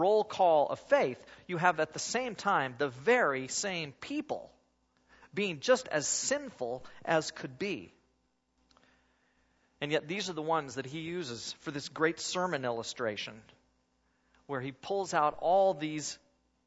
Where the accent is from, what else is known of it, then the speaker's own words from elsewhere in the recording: Oregon, United States; I'm from Oregon. And where I come from is where runners come from.